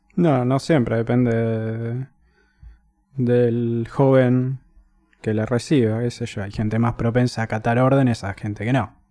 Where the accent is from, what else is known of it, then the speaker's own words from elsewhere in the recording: Buenos Aires, Argentina; me acuerdo ir a la plaza a la vuelta de Recoleta, cerca del village, todos los días